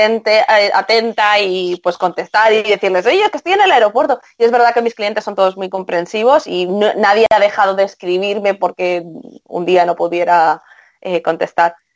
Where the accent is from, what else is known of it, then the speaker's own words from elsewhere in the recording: Spain; soy española